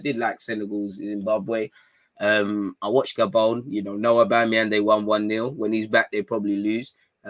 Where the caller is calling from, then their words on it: Australia; I'm watching from Australia. Big up the Aussies, man.